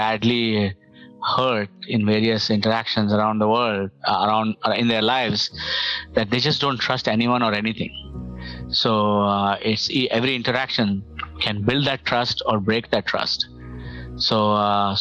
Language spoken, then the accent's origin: English; India; now in Toronto, Canada; as an Indian